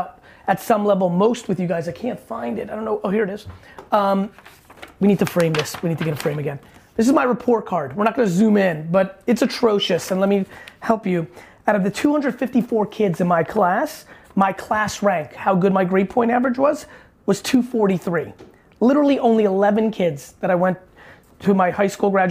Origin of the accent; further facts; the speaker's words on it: New York City, New York, United States; also born or lived in Soviet Union / New Jersey; I was born in the Soviet Union. I immigrated to the US when I was a little guy, 3-4 years old. Grew up in Queens, not too far from here